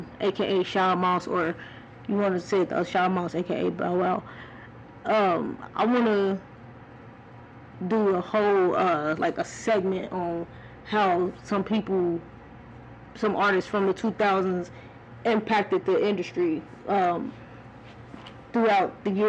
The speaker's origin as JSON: {"language": "English", "town": "Cleveland", "region": "Ohio", "country": "United States", "tie": "born there", "said": "Even though I was born in Cleveland and I didn't stay there that long, man, I was repping 216"}